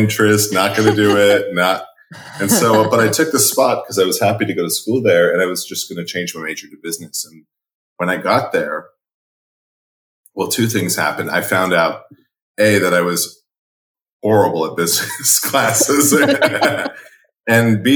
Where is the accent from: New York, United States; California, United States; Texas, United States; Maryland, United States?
California, United States; I grew up in California